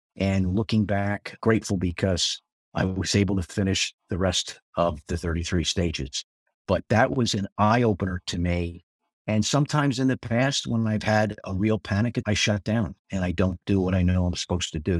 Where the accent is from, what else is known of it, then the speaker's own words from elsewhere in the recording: Spring Lake, New Jersey, United States; my hometown, Spring Lake, New Jersey